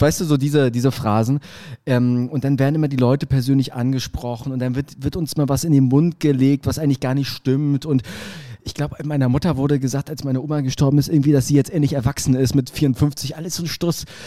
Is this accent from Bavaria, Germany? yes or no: no; Berlin, Germany; Als Berliner würde ich sagen